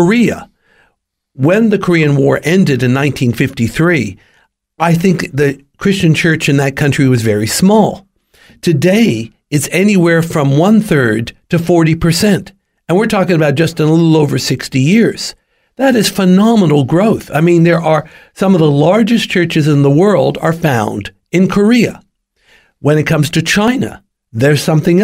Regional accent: Australia

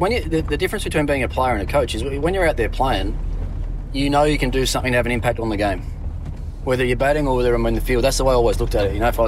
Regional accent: Tasmania, Australia; Like growing up in Tassie and, you know, playing all your junior cricket on AstroTurf where you didn't have to worry about the ball spinning too much.

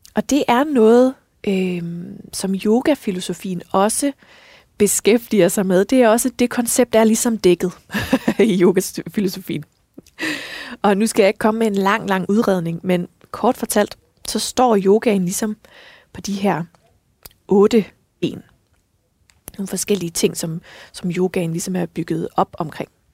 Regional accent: West Jutland, Central Denmark Region, Denmark; nu jeg er altså selv vestjyde

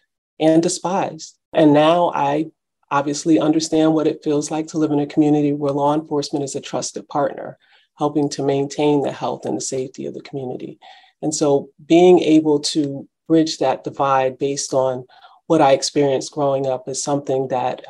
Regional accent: New Haven, Connecticut, United States; also born or lived in Washington, D.C.; I grew up in New Haven, yes, in the heart of New Hallville in the 70s, 80s, and early 90s

